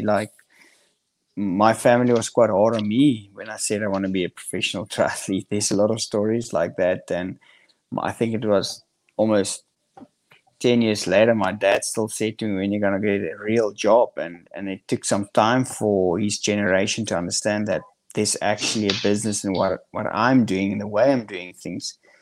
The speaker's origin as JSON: {"language": "English", "country": "South Africa", "tie": "born or raised there", "said": "grew up in Central South Africa, which is um, it's the countryside of South Africa"}